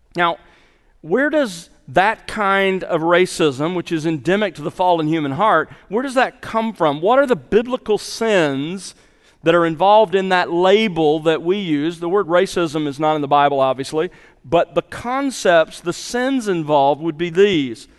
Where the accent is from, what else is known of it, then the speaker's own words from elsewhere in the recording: Mobile, Alabama, United States; as a boy growing up in the South, in s, in Mobile, Alabama, in the sixties